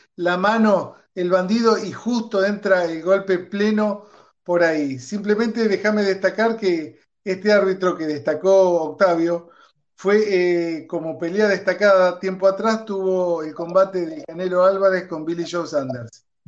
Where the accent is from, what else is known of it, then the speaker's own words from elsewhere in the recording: Argentina; como argentino